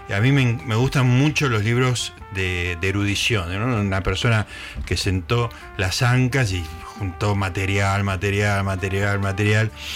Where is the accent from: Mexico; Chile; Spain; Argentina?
Argentina; Capilla del Monte, Córdoba; moved away; mi infancia en Capilla del Monte Córdoba